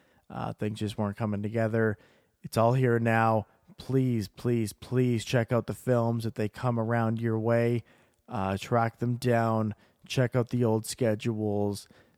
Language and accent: English; Calgary, Alberta, Canada; we're coming to you live from my hometown, Calgary, Alberta.